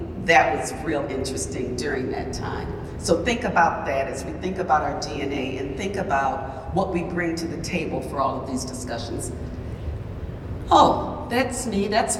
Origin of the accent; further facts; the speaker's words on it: Milwaukee, Wisconsin, United States; Born and raised in Milwaukee